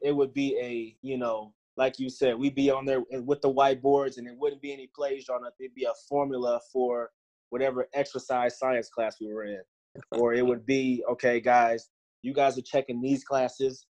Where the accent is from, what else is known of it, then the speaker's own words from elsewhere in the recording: Virginia, United States; moved away; also born or lived in Louisiana; Growing up in Virginia